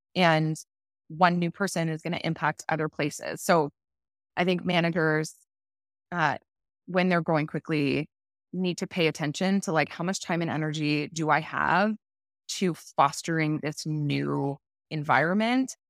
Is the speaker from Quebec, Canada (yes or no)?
no; Toronto, Ontario, Canada; moved away as an adult; also born or lived in Vancouver; So I had grown up in Toronto